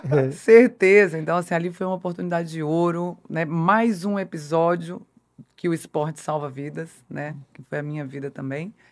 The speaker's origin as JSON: {"language": "Portuguese", "town": "Brasília", "region": "Federal District", "country": "Brazil", "said": "eu é sou de Brasília."}